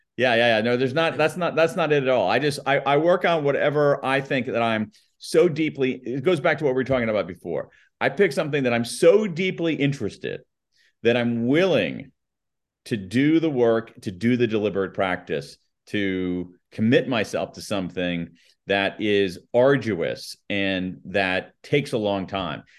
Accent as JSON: {"language": "English", "country": "United States", "accent": "American newscaster flat accent", "said": "my American accent, my my my my my American newscaster flat accent"}